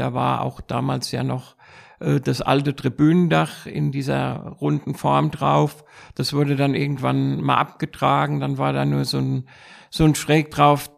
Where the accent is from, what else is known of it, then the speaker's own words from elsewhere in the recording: Frankfurt, Hesse, Germany; now in Münster-Altheim, Germany; ich bin in Frankfurt geboren und bin dann hier in Frankfurt auch die auch auf die weiterführende Schule gegangen